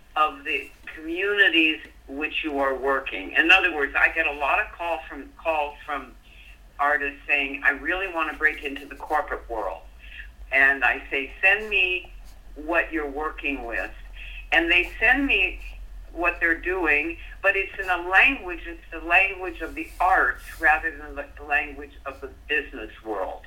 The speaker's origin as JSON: {"language": "English", "region": "Colorado", "country": "United States", "tie": "born or raised there", "said": "I grew up in Colorado"}